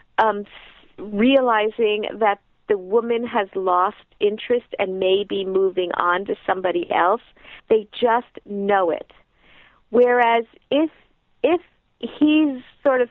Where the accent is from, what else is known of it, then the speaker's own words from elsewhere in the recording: United States; as American women